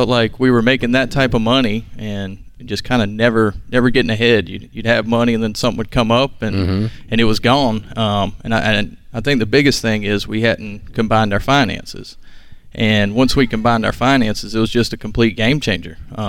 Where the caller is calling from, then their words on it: Wilmington, North Carolina, United States; We're from Wilmington, North Carolina.